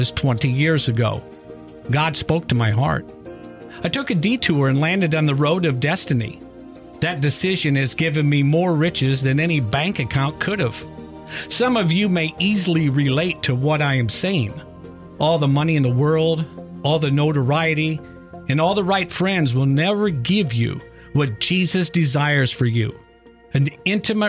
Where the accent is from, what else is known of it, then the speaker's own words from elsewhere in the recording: Iowa, United States; Growing up in Iowa